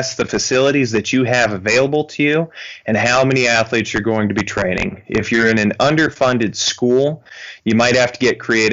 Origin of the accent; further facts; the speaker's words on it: Florence, Montana, United States; also born or lived in Rocklin, California / Billings, Montana; I was born and raised here in Western Montana. I went to high school in a small town south of Missoula here called Florence